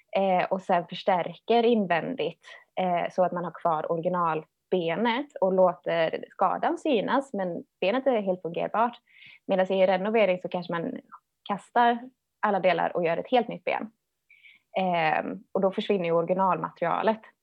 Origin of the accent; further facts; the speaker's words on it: Töllsjö, Västra Götaland, Sweden; jag är uppvuxen i Töllsjö, det ligger mellan Alingsås och Borås.